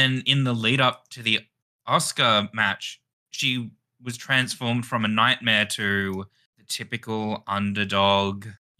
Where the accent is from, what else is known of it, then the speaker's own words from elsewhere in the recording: Australia; As an Australian